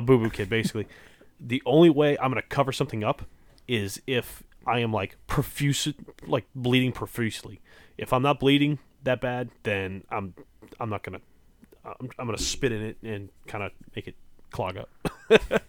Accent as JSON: {"language": "English", "region": "Louisiana", "country": "United States", "said": "I'm from Louisiana. It's not much better down here"}